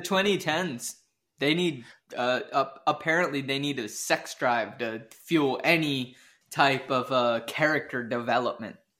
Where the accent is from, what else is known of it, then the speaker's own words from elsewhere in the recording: Washington, United States; I grew up in Washington